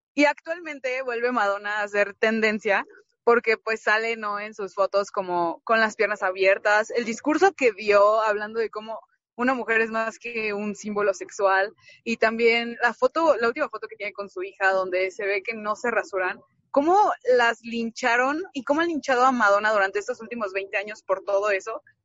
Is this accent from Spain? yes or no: no; León, Guanajuato, Mexico; moved away; no estoy en León, pero soy de León y estuve cuando sucedieron los hechos